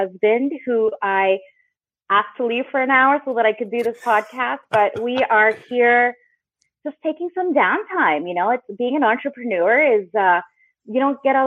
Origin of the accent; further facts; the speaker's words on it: just outside of Vancouver, British Columbia, Canada; I'm originally from just outside of Vancouver, British Columbia, Canada